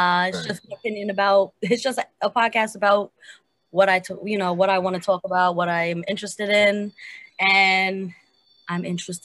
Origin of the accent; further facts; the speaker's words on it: Amityville, New York, United States; I'm from Amityville